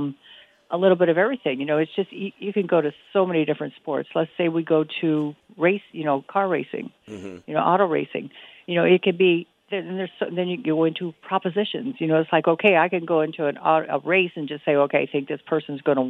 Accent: Midwest, United States; I grew up in the Midwest

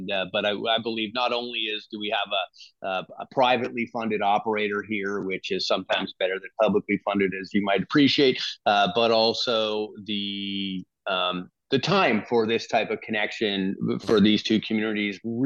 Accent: Lower Mainland, British Columbia, Canada; moved away as an adult; also born or lived in White Rock / Surrey; now in Nanaimo, Canada; I'm from the Lower Mainland, as you know, Tony, and I lived in White Rock. I watched my dad commute for 30 years to Richmond

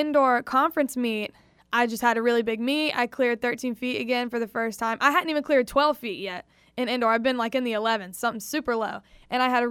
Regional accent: South Carolina, United States; moved away; I'm from South Carolina

